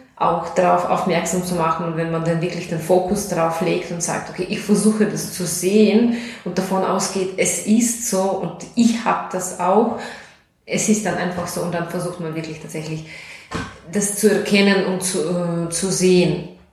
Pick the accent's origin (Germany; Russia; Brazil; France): Russia; German is a second language; moved away as an adult; now in Austria; ich komme aus Russland. Ich wohne seit zwölf Jahren in Österreich.